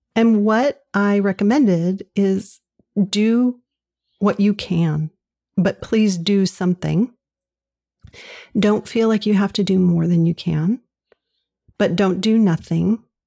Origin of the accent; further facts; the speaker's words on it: Southern California, United States; moved away as an adult; now in New England, United States; I grew up in Southern California